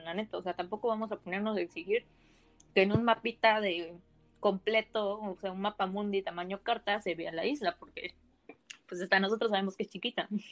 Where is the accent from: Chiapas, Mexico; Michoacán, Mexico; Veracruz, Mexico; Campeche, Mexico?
Campeche, Mexico; Ciudad del Carmen; Ciudad del Carmen, Campeche